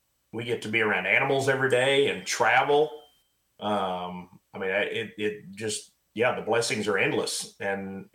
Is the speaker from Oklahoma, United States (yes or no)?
yes; Pryor, Oklahoma, United States; now in Weatherford, United States; I grew up in Northeast Oklahoma, Pryor, Oklahoma, about 45 minutes northeast of Tulsa.